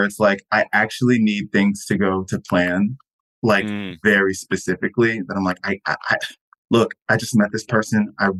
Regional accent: Florida, United States; I'm from Florida. I shouldn't have said that on record.

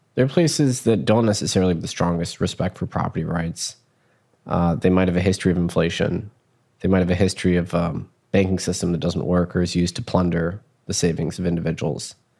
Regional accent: United States; as an American

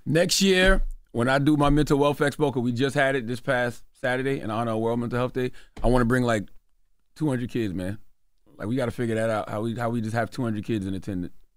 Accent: South Carolina, United States; I'm also from South Carolina

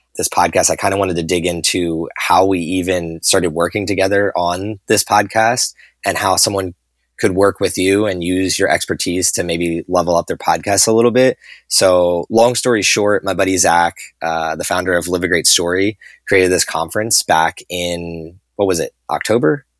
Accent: New Jersey, United States; grew up in New Jersey just like I did

